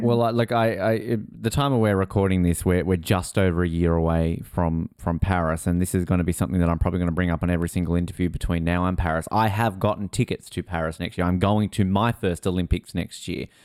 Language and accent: English; Tasmania, Australia; moved away; I'm obviously originally from Tasmania, so I come from a Aussie rules background.